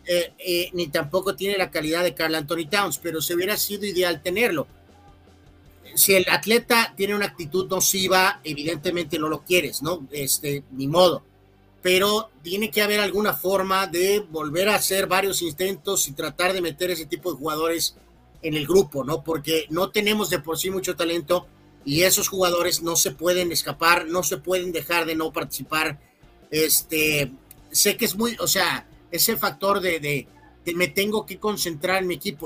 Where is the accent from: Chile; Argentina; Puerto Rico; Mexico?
Mexico